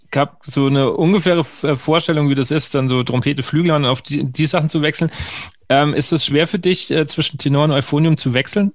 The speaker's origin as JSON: {"language": "German", "region": "Bavaria", "country": "Germany", "tie": "born or raised there", "moved": "yes", "lives_now": "Hesse, Germany", "said": "ich komme ja gebürtig aus der, der, der dem letzten Zipfel von Bayern, kurz vor der hessischen Grenze und wohne jetzt in Hessen"}